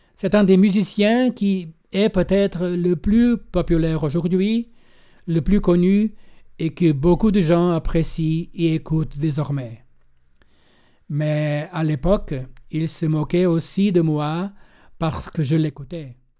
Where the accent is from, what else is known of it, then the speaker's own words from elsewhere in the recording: Lagos, Algarve, Portugal; also born or lived in Berlin, Germany; Je suis né ici au Portugal, dans une famille désilée à cause de la guerre coloniale et des guerres de libération